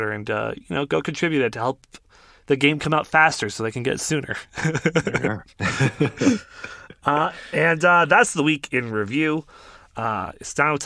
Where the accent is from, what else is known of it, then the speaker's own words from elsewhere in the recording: Canada; being Canadian